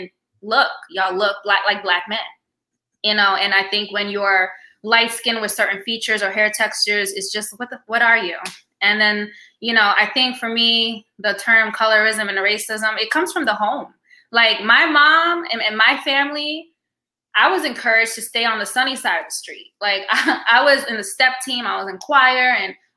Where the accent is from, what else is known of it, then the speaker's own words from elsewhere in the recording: New York City, New York, United States; also born or lived in Virginia / Queens, New York / The Bronx, New York; now in New Jersey, United States; I was born in Queens, New York. I grew up in Virginia for 11 years, but I lived in New York City 21 years